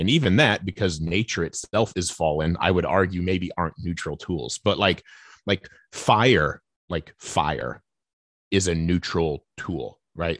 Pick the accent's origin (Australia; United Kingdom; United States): United States; I'm sitting here as an American evangelical in the twenty-first century